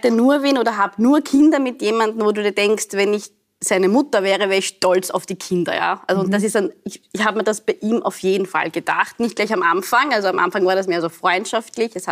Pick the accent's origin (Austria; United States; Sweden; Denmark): Austria; Also in Österreich war ich, bin ich, werde ich immer noch nicht abs also vollkommen als Österreicherin akzeptiert, mhm. weil ich so ausschaue, wie ich ausschaue, weil ich heiß, wie ich heiß.